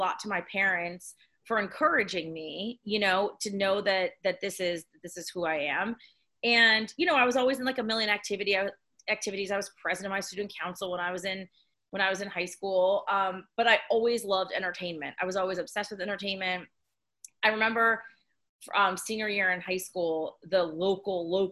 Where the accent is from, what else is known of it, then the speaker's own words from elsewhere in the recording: Summit Hill, Pennsylvania, United States; So I grew up near the Poconos in Northeast PA in a very small town called Summit Hill